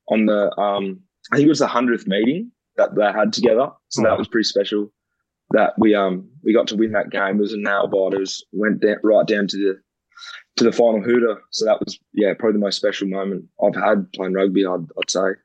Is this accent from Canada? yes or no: yes; Canada; I was like, oh, that'd be pretty cool if it'd be them because I'm Canadian, and that'd be mm. pretty special to go over there and play.